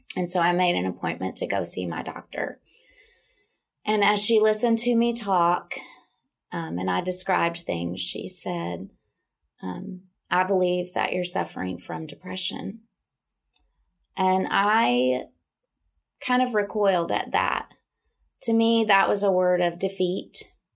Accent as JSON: {"language": "English", "town": "Little Rock", "region": "Arkansas", "country": "United States", "tie": "born or raised there", "also_born_or_lived": "Dallas, Texas", "moved": "as an adult", "lives_now": "Nashville, United States", "said": "I grew up in Little Rock, Arkansas"}